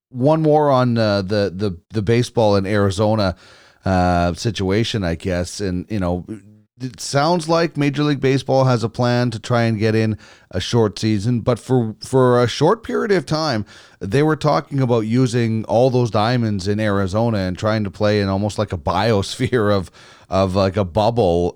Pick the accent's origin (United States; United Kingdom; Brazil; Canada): Canada; Manitoba; I grew up in Manitoba